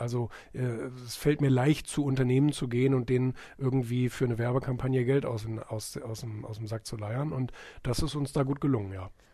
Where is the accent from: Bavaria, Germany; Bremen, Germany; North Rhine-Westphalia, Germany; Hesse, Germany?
Bremen, Germany; moved away; also born or lived in Rotenburg; das ist mein Geburtsort